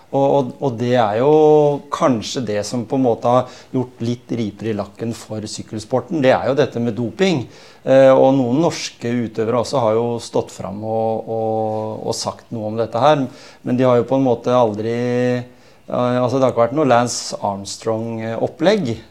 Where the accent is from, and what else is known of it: Norway